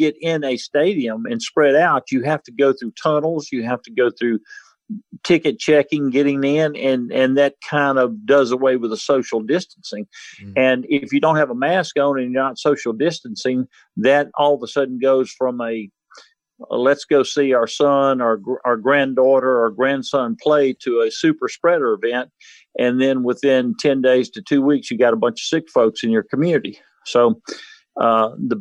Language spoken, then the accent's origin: English; Mississippi Gulf Coast, United States; I grew up on the Mississippi Gulf Coast when Hurricane Camille hit